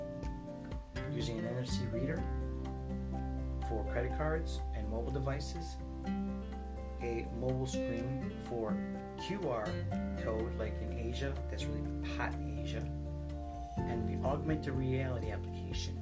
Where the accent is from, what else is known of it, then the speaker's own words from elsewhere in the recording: Chicago, Illinois, United States; I was born in Chicago, raised on the southwest side of Chicago